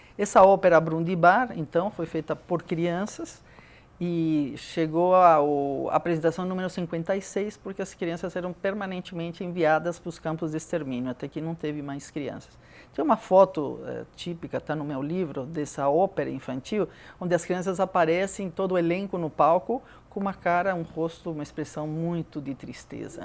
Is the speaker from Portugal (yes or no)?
no; Peru; moved away as an adult; now in Brazil; nasci no Peru